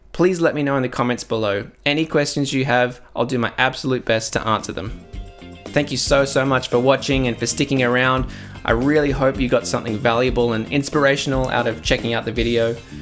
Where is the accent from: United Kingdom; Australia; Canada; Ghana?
Australia; Adelaide, South Australia; in my hometown of Adelaide